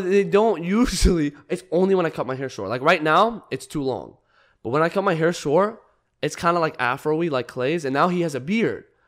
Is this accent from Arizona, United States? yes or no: yes; Arizona, United States; I'm from Arizona